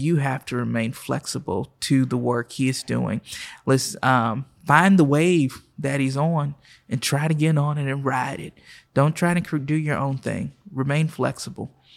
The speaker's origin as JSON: {"language": "English", "town": "Oklahoma City", "region": "Oklahoma", "country": "United States", "tie": "born or raised there", "also_born_or_lived": "Miami, Florida / Nashville, Tennessee", "moved": "as an adult", "said": "I was born and raised right here in Oklahoma City"}